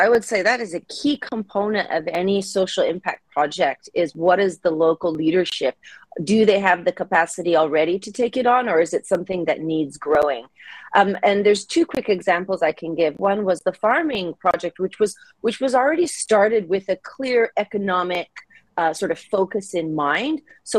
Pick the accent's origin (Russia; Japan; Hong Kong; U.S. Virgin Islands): Japan; also born or lived in United States; I grew up in Japan, in rural Japan. I'm originally from the U.S.